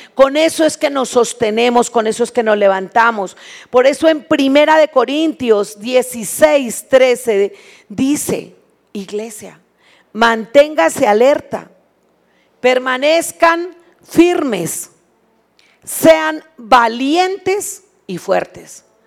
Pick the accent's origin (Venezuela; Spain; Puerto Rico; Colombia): Colombia; moved away as an adult; now in Mexico; Cuando nosotros nos vinimos de Colombia, tierra que amamos porque allá nacimos